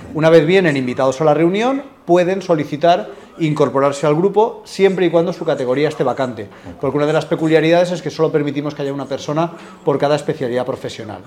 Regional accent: Alicante, Valencian Community, Spain; moved away as an adult; now in Madrid, Spain; yo soy de Alicante, soy original de allí, aunque hace ocho años que vivo en Madrid

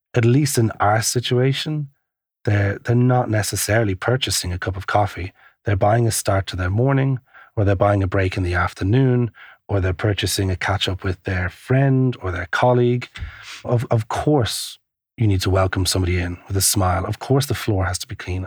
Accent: Ireland; moved away as an adult; also born or lived in Asia / Melbourne, Australia; now in London, United Kingdom; I'm from Ireland

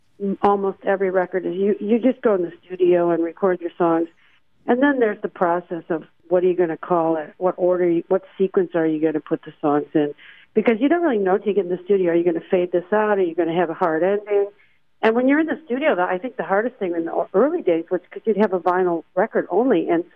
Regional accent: Tallahassee, Florida, United States; moved away as an adult; now in California, United States; I moved to California right about the same time John did. He came from Baltimore and I came from Tallahassee, Florida.

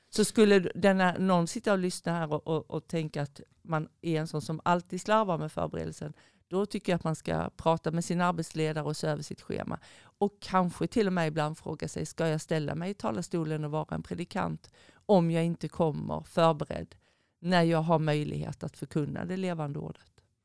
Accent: Skåne, Sweden; moved away; sen är jag en skåning i förskingringen

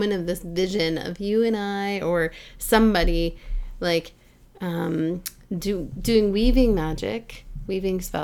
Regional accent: Canada; I'm just Canadian

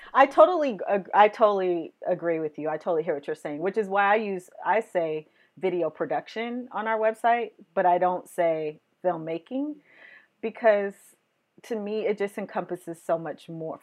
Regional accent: West Coast, United States; I'm from the West Coast

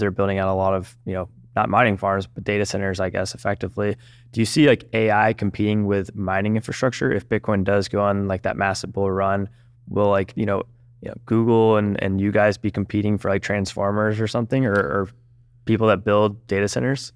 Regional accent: Georgia, United States; I'm from Georgia

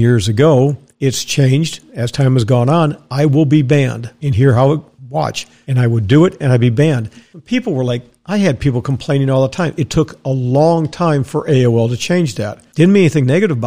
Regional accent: Dallas, Texas, United States; moved away; also born or lived in Wisconsin / Tampa, Florida; I was raised in Dallas, Texas

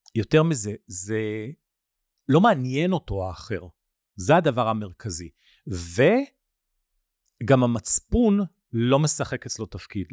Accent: Nigeria; moved away; בניגריה, המקום שאתם יודעים כבר נולדתי וגדלתי בו

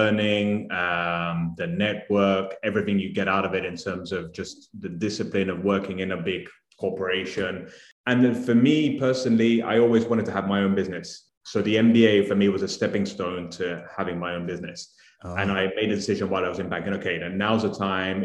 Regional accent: United Kingdom; also born or lived in Italy / Mexico; now in Miami, United States; So I'm Italian, brought up in the UK, hence the accent.

